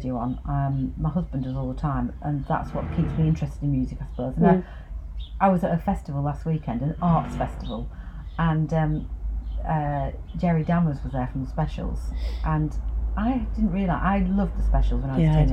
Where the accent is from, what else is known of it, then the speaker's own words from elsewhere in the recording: the north of England, United Kingdom; accent: Northern; moved away as an adult; now in London, United Kingdom; being Northern.